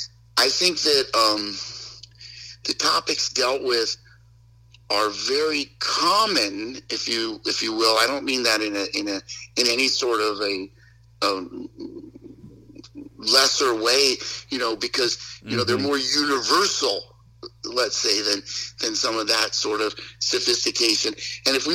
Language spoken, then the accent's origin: English; Westport, Connecticut, United States; I grew up in Westport, Connecticut